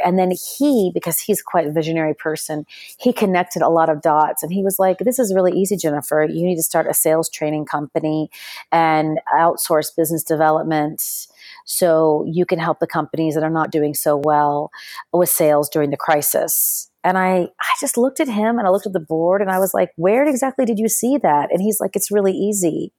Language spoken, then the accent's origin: English; Texas, United States; accent: American; moved away as an adult; also born or lived in Spain / Sudan / London; now in Dubai, United Arab Emirates; I was born in Texas, and, um, I, I've had my entire childhood and education in the United States, but, um, even though I speak with an American accent